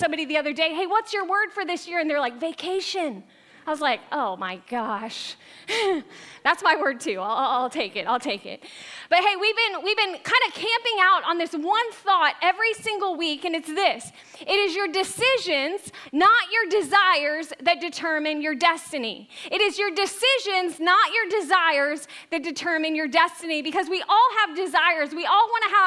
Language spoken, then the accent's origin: English; Tampa, Florida, United States; moved away; I was born and raised in Tampa Bay area